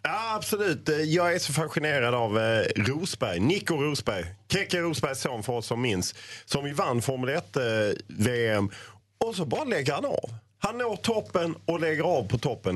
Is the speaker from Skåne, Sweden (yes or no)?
yes; Lund, Skåne, Sweden; jag är ju född i Lund